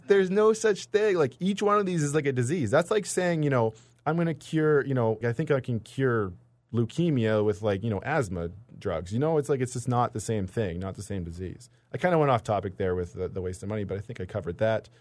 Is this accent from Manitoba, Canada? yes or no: yes; British Columbia interior, Manitoba, Canada; moved away as an adult; also born or lived in Toronto; now in Winnipeg, Canada; I grew up in Manitoba a little bit, grew up in B C. uh, in the interior.